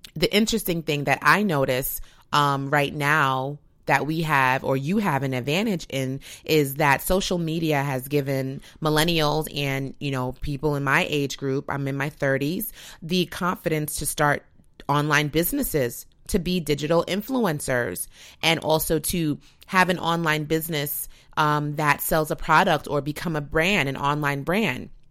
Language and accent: English; United States; an American